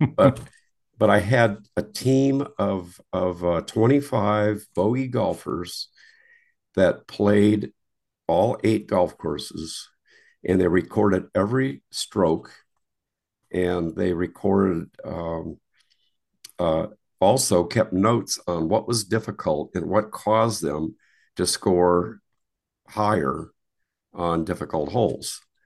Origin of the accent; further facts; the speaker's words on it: Wisconsin, United States; moved away as an adult; I grew up in Wisconsin